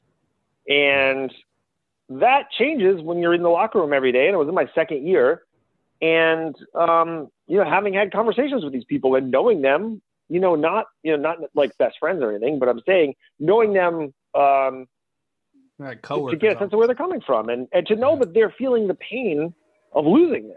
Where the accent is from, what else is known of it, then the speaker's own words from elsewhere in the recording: Rhode Island, United States; now in Boston, United States; I grew up in Rhode Island